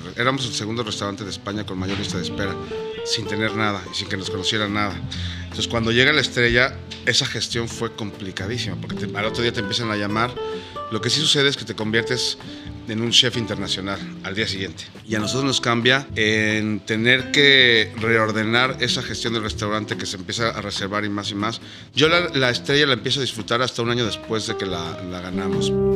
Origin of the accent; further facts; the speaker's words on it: Mexico; moved away as an adult; now in Madrid, Spain; como mexicanos